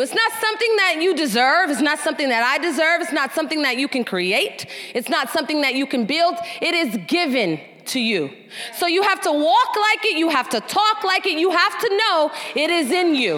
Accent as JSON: {"language": "English", "town": "San Francisco", "region": "California", "country": "United States", "tie": "born or raised there", "said": "I grew up, I grew up in San Francisco, the youngest of two older brothers."}